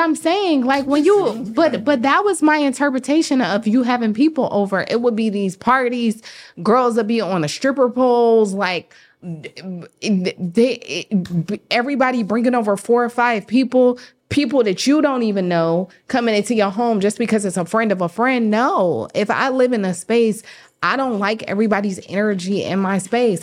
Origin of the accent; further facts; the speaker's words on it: the South, United States; I am from the South